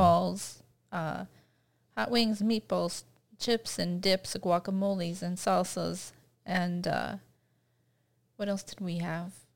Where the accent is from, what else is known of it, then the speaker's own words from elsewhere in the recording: Sarasota, Florida, United States; I grew up near Tampa Bay